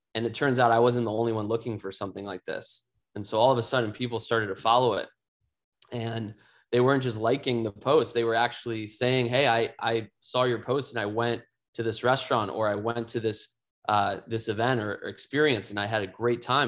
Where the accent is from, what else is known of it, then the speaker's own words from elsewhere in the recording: Chicago, Illinois, United States; my hometown of Chicago